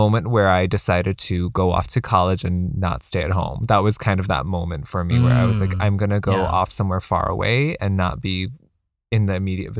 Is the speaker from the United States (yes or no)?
yes; United States; like being being Chinese, being in an immigrant family, mm-hmm. like being growing up in America helps.